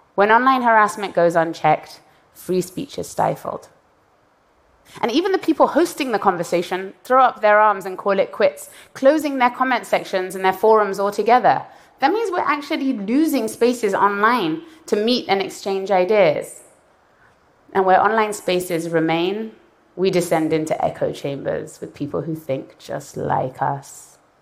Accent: Iran; moved away; I was born in Iran and I left in the aftermath of a violent revolution

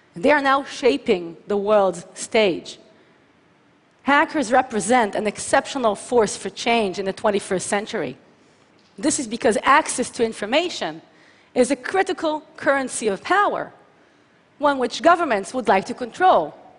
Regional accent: Tel Aviv, Tel Aviv District, Israel; from my hometown of Tel Aviv to Adelaide, Australia

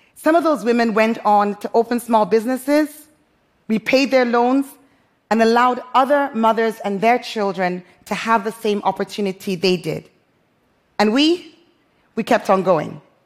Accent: Freetown, Western Area, Sierra Leone; moved away as an adult; also born or lived in London; my hometown, Freetown, Sierra Leone

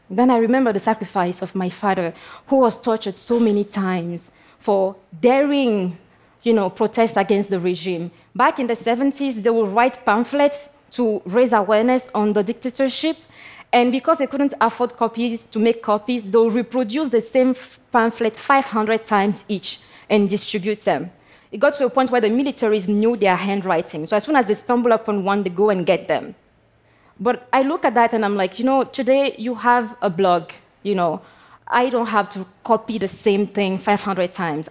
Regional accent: Togo; I come from Togo

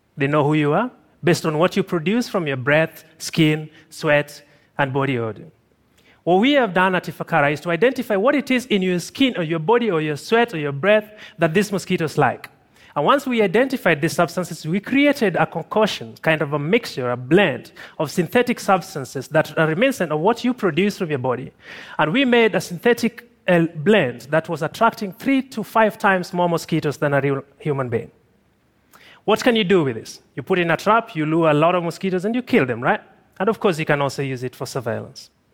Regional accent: Tanzania; also born or lived in Kilombero River Valley, Tanzania; I'm from Tanzania

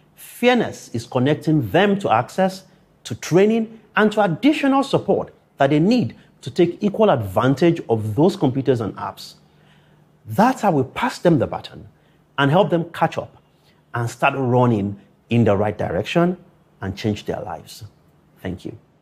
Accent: Akure, Ondo, Nigeria; growing up in Akure, a town 350 kilometers from Lagos

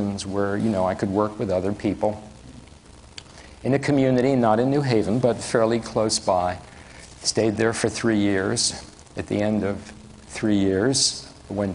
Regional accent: New York City, New York, United States; moved away; I'm from the Bronx

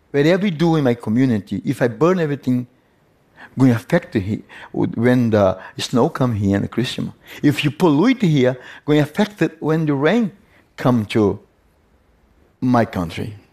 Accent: Yawanawa community, Acre, Brazil; English is a second language; I come from the Yawanawa community, which is located in the state of Acre in the Brazil Amazon.

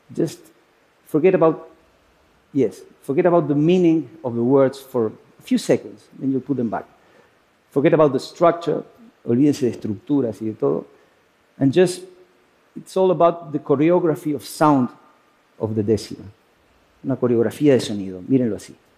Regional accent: Uruguay; moved away as an adult; now in Spain; No hacía mucho yo me había ido a vivir desde Uruguay, de donde soy, a España

